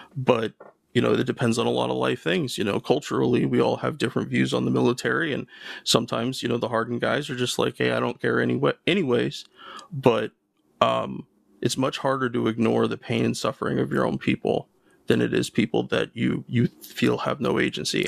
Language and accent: English; United States